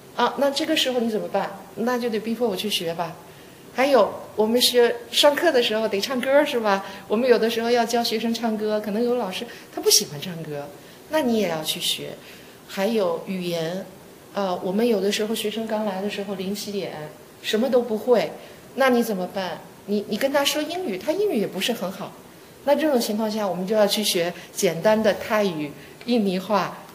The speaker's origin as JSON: {"language": "Chinese", "country": "China", "said": "我们中国人说放最后的，最后输的才是最好的"}